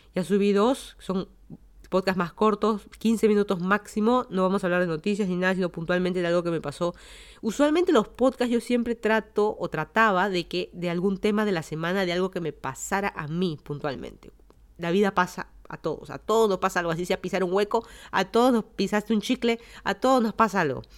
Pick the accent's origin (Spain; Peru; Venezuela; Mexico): Peru; Lima; moved away as an adult; also born or lived in Miami, Florida, United States; now in Fairfax County, United States; yo soy de Lima, Perú, me mudé a Estados Unidos hace más de seis años